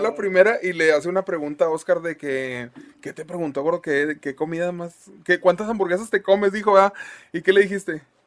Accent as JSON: {"language": "Spanish", "town": "Monterrey", "region": "Nuevo León", "country": "Mexico", "said": "como regios"}